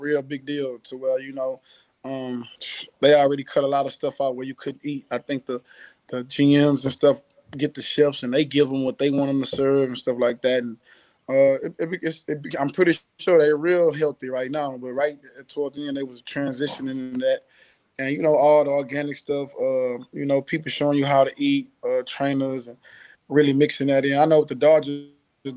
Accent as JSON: {"language": "English", "town": "Houston", "region": "Texas", "country": "United States", "tie": "born or raised there", "said": "I'm from Houston"}